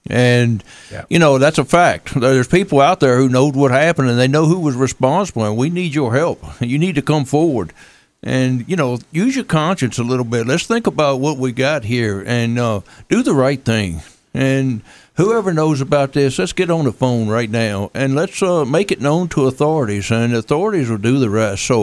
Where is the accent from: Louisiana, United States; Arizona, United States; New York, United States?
New York, United States; New York City; I, uh, I actually I was born and raised in New York City.